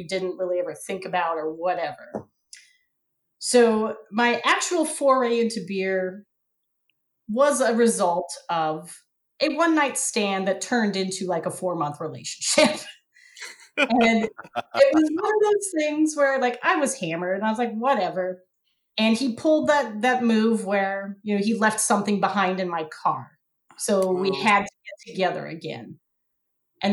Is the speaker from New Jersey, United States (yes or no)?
no; Western Washington, United States; also born or lived in Seattle; I grew up in Western Washington